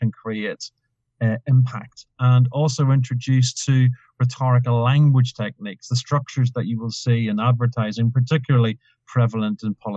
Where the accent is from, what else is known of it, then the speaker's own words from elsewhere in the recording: Ireland; Being Irish